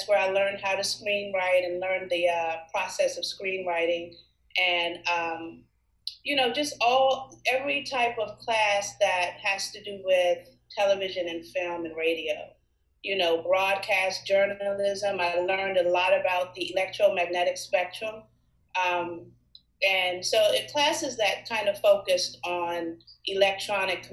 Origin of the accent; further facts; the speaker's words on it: Washington, District of Columbia, United States; also born or lived in Maryland; I was born in Washington, D.C., and as a child, I lived in D.C., but my family soon kind of moved all around the DMV.